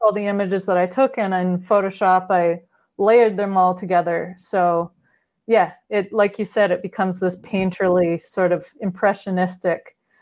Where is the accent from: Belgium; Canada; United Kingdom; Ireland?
Canada; Vancouver, British Columbia; at the time I was living in my hometown, which is Vancouver